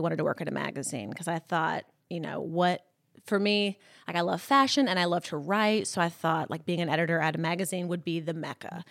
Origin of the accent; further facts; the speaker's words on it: Columbus, Mississippi, United States; moved away as an adult; also born or lived in Birmingham, Alabama / Los Angeles; I grew up in Columbus, Mississippi, so it's, like, northeast Mississippi